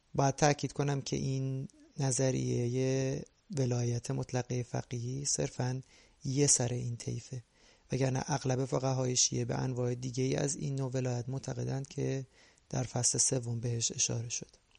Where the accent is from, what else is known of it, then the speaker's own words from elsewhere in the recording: Iran; moved away as an adult; now in Canada; از این 41 سال زندگی حدود 23 سال اولش در ایران گذاشته و ما بقی در کانادا